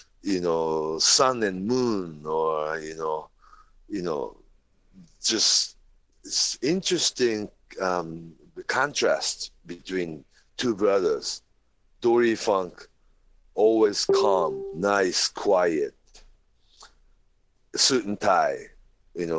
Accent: Japan; growing up in Japan

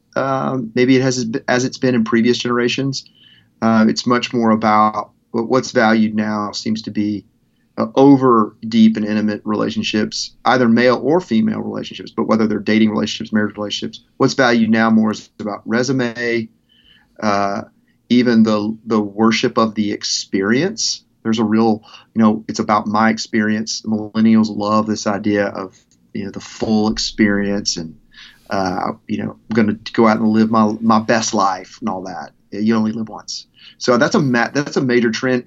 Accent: Arkansas, United States; moved away; also born or lived in Memphis / Mississippi / Nashville; growing up in Arkansas

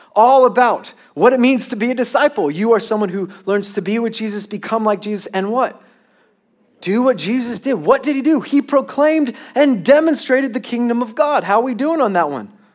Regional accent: Long Beach, California, United States; I'm from Long Beach in California

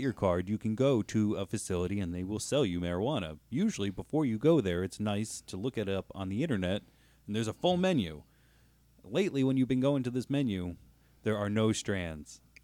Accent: Northeast Pennsylvania, United States; we're from Northeast P

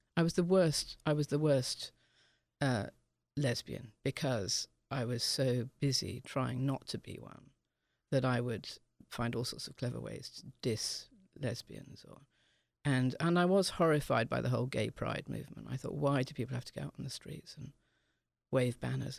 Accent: England, United Kingdom; being English

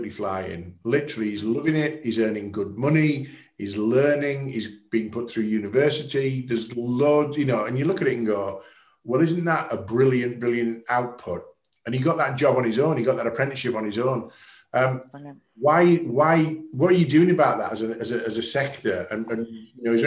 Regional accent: the North East, North East England, United Kingdom; I'm from the Northeast

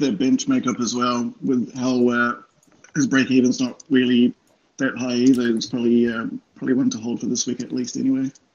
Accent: New Zealand; moved away as an adult; now in Sydney, Australia; I'm definitely a Kiwi. So I moved out okay. from uh, New Zealand in 2014

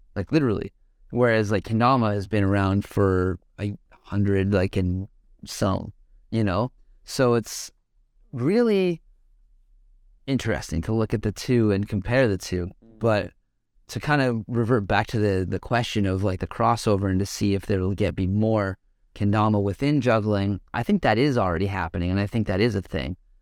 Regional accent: Calgary, Alberta, Canada; moved away; also born or lived in Vancouver; I grew up in Calgary area and in Calgary and shit, and I, like, was a part of growing that scene from the get-go before I moved to Vancouver

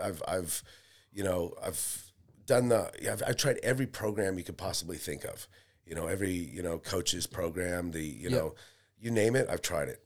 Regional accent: California, West Coast, United States; moved away as an adult; also born or lived in Seattle / Las Vegas / Idaho; now in Melbourne, Australia; I was born in America, yeah, California

